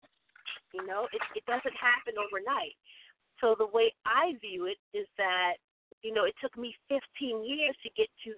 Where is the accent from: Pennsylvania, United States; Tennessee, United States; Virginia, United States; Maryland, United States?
Maryland, United States; Baltimore; little old me from Hickory Street. I grew up in East Baltimore, in Washington.